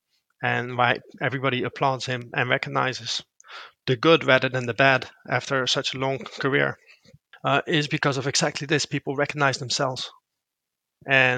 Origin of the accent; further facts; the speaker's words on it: Rotterdam, South Holland, Netherlands; I grew up in Rotterdam.